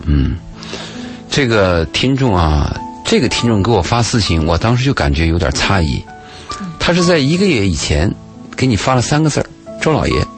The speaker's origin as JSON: {"language": "Chinese", "region": "Gansu", "country": "China", "tie": "born or raised there", "moved": "yes", "said": "我在甘肃的时候"}